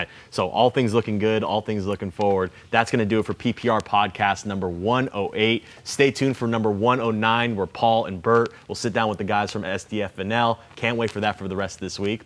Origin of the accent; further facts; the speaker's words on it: Point Loma, Ocean Beach, California, United States; I'm from Point Loma in Ocean Beach